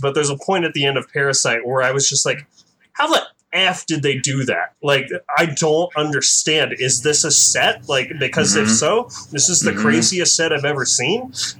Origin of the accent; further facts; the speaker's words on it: United States; And I'm Chinese American